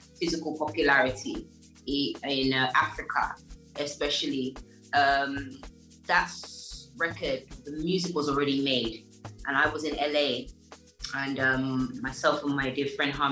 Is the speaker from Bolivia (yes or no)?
no; London, United Kingdom; moved away as an adult; also born or lived in Enfield; now in Nigeria; I was born in Enfield at the North Middlesex Hospital, but I grew up in Tottenham with Adele and all of them lot